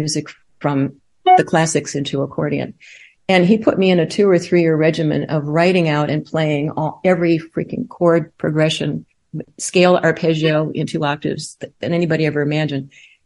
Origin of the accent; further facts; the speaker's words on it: Chicago, Illinois, United States; now in Emporia, United States; I was born and raised in Chicago and the Western suburbs